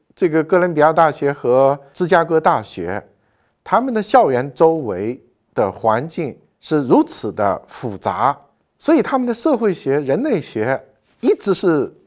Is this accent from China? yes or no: yes; southern China, China; moved away as an adult; now in Beijing, China; 我是一个南方人